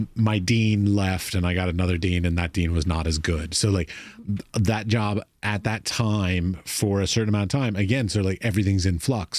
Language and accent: English; United States; As an American